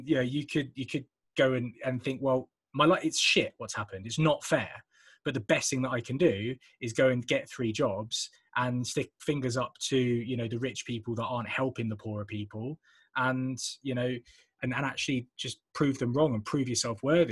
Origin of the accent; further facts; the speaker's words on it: England, United Kingdom; accent: English; my most English accent